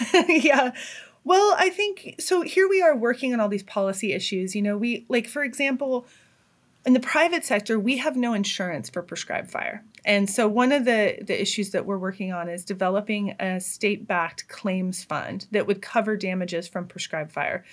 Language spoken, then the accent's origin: English; Hayfork, California, United States; now in Humboldt County, United States; I grew up in Trinity County